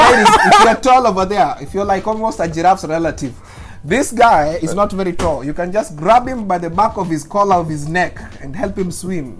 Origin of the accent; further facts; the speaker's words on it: Wichita, Kansas, United States; now in Seattle, United States; I'm from Wichita, Kansas. And they're like, that's in Africa, right? I'm like, no, that's in Kansas, fam.